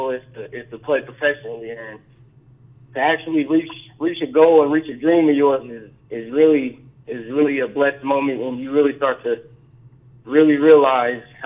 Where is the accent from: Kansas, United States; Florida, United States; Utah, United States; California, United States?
Kansas, United States; Topeka; moved away; I'm from Topeka, Kansas